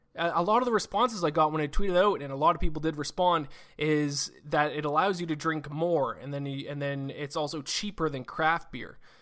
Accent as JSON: {"language": "English", "country": "Canada", "said": "I, I'm Canadian. I, I live in Canada"}